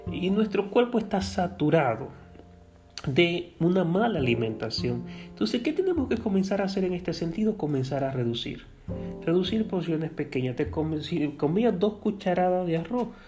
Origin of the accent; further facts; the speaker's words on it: Dominican Republic; Y nuestro nivel y nuestro estándar como pueblo dominicano lamentablemente ha menguado, ha bajado muchísimo en las pruebas internacionales